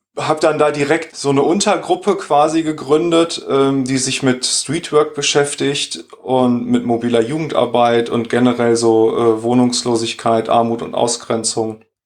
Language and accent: German; Sauerland, North Rhine-Westphalia, Germany; moved away as an adult; also born or lived in Dortmund; now in Düsseldorf, Germany; Ich bin nämlich geboren und aufgewachsen im Sauerland